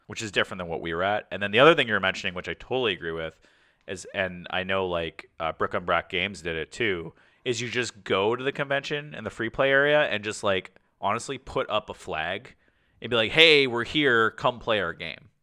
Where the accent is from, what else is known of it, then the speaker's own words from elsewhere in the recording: Canada; we're Canadian